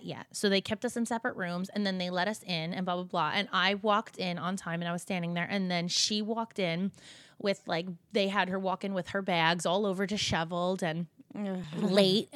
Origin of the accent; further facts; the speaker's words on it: New Jersey, United States; we're from Jersey, we're from the same area.